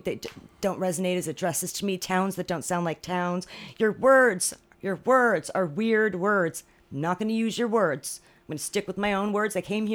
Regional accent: near Monmouth Park, New Jersey, United States; Monmouth Park, which was not far away from my hometown

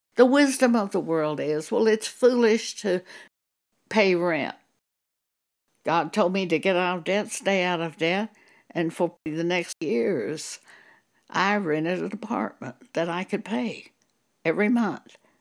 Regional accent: Broadview, New Mexico, United States; also born or lived in Clovis, New Mexico; we lived in a s, very small village called Broadview.

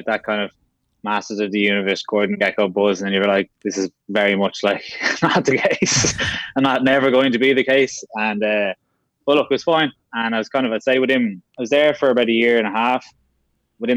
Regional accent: Dublin, Leinster, Ireland; also born or lived in London; I'm originally from Castleknock, so North County, Dublin, just south Phoenix Park there

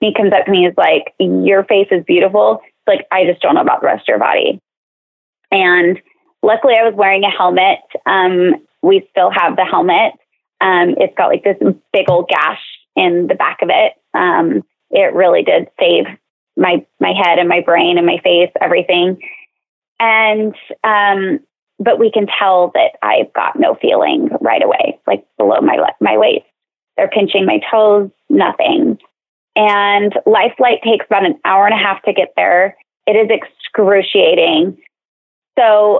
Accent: Salt Lake City, Utah, United States; I'm from Salt Lake

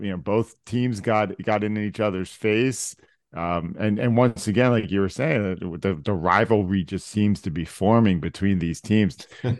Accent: Philadelphia, Pennsylvania, United States; we're from Philly, effing Philly. No one likes us.

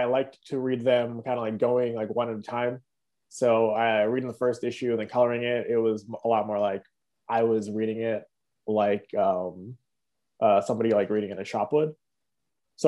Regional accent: Toronto, Ontario, Canada; also born or lived in Mississauga; we're all from Toronto

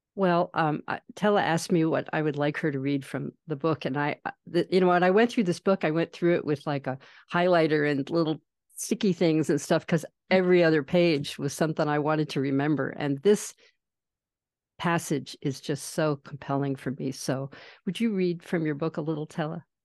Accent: East Coast, United States; moved away; I grew up sailing on the East Coast

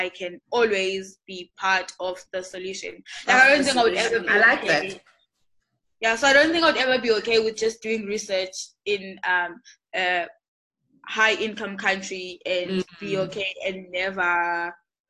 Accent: South Africa; I'm South African, like it's my home

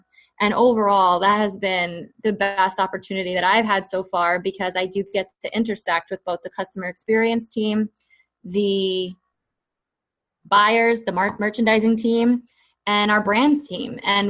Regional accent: New York, United States; I grew up in the Bronx, New York, and so that was one of my all-time dreams.

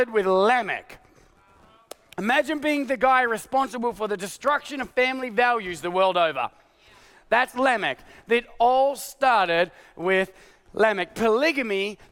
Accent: Australia; now in United States; my Australian passport

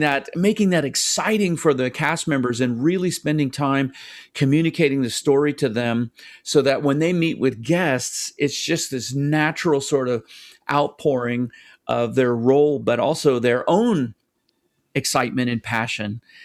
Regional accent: United States; as an American

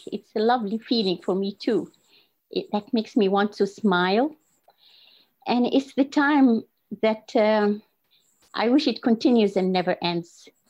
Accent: Libya; moved away as an adult; now in Newcastle, United Kingdom; I'm from Libya. I used to work at home as a dentist. I teach at the medical school there.

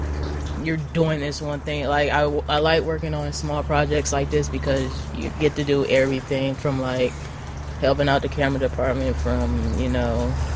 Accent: Detroit, Michigan, United States; moved away; I'm from Detroit, so I worked on features there

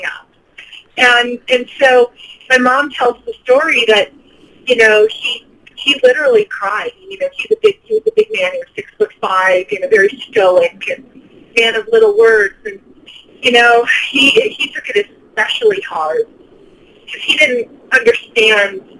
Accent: Michigan, United States; grew up in Michigan

